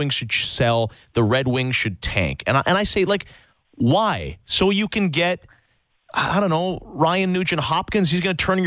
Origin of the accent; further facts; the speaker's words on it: Saskatchewan, Canada; I grew up in Saskatchewan